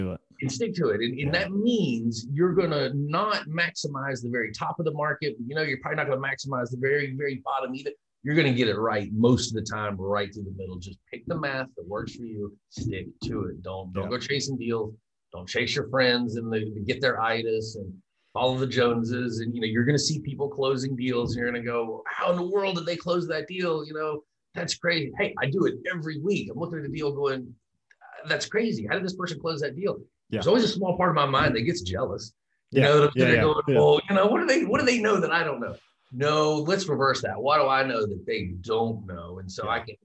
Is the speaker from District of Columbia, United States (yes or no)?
no; Georgia, United States; I'm from Georgia, so we rednecks